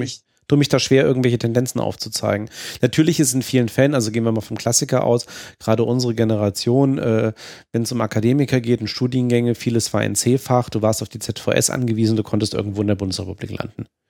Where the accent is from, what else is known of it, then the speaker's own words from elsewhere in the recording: Germany; ich als Deutscher würde das als meine Heimat bezeichnen